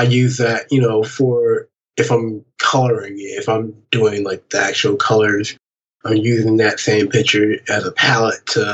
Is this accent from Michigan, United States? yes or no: yes; Saginaw, Michigan, United States; now in Detroit, United States; Growing up in Saginaw, Michigan